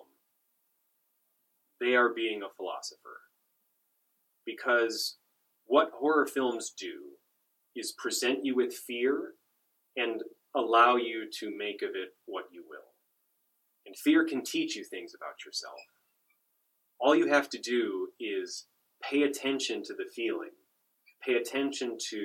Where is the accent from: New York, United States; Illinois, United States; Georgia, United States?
Illinois, United States; Chicago; I grew up around Chicago